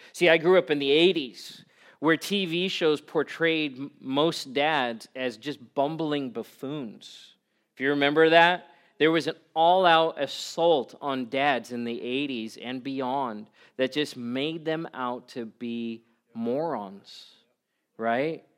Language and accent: English; South Africa; I was eight years old. Growing up in South Africa